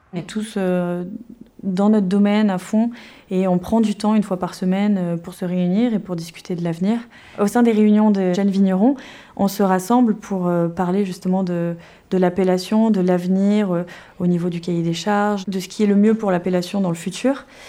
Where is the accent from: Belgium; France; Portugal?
France; Cairanne, Provence-Alpes-Côte d'Azur; J'ai grandi à Kéran